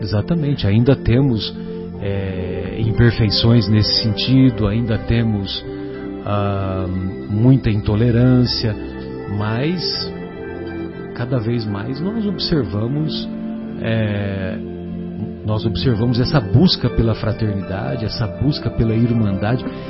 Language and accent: Portuguese; São José do Rio Pardo, São Paulo, Brazil; lá na minha cidade, São José do Rio Pardo